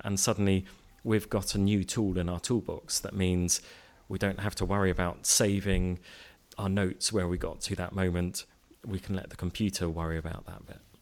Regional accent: Cambridge, East of England, United Kingdom; moved away as an adult; also born or lived in East London; now in Reading, United Kingdom; I grew up in Cambridge

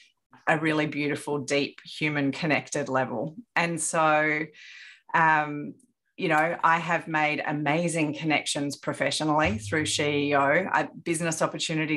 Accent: Sydney, New South Wales, Australia; moved away as an adult; now in Brisbane, Australia; on the North Shore

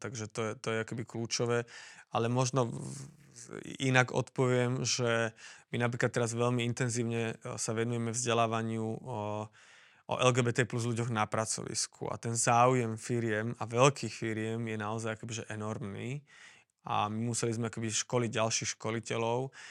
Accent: Slovakia; ja som tu doma

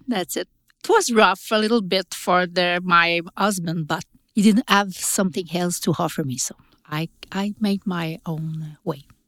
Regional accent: Quebec, Canada; I'm from Quebec

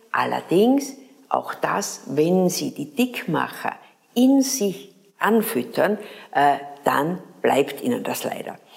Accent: Graz, Styria, Austria; wir hatten bei uns in Graz eine Mannenkernschule.

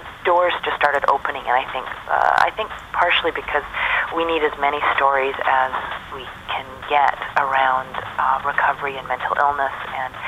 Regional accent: Vancouver, British Columbia, Canada; in my hometown, Vancouver

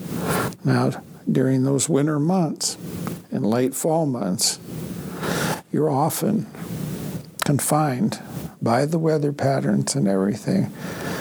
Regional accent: Blackfeet Reservation, next to the Canadian border, east slope of the Rockies, Montana, United States; moved away; Back home, I'm from the Blackfeet tribe, right next to the Canadian border, east slope of the Rockies.

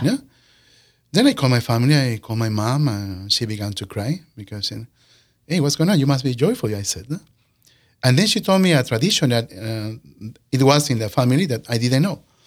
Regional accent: Peru; moved away as an adult; also born or lived in California / Saint Paul, Minnesota; now in Sioux Falls, United States; we came from Peru

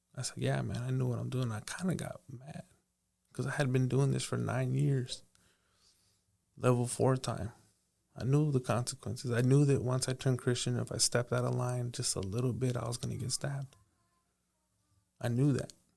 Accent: Paso Robles, California, United States; I grew up in Paso Robles

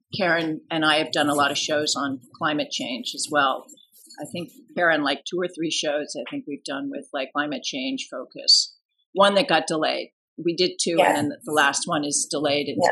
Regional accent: Washington, District of Columbia, United States; moved away; I grew up in Washington D.C., outside of Washington D.C.

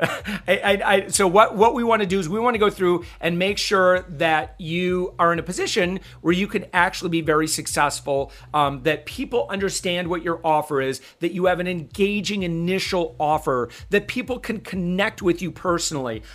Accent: Michigan, United States; I'm actually from Michigan.

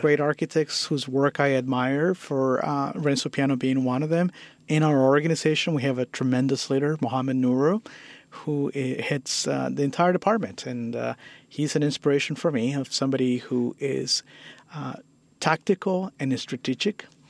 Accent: Guatemala; now in San Francisco, United States; I, I, was born and raised in uh, Guatemala

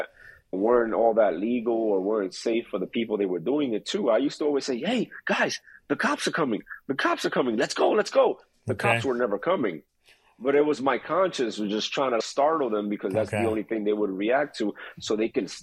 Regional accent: New York City, New York, United States; I was brought up in Queens, New York City, to be exact

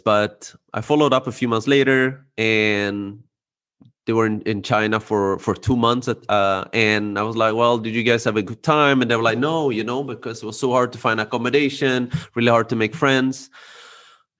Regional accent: Sweden; born and raised in Sweden.

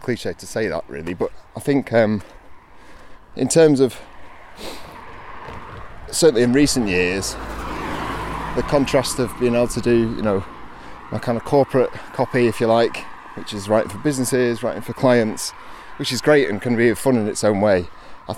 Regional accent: Hyde, North West England, United Kingdom; also born or lived in Mottram; now in Glossop, United Kingdom; grew up in Hyde, well, Mottram and Hyde, as a kid. So, I've kind of been around here most of my life

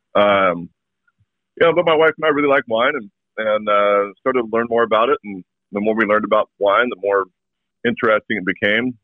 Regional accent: Walla Walla, Washington, United States; moved away; also born or lived in New England; my hometown is growing some of the best wine grapes in the world.

